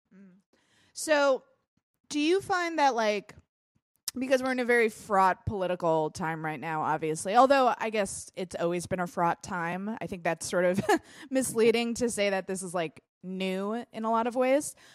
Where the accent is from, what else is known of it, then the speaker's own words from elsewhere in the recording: United States; I'm an American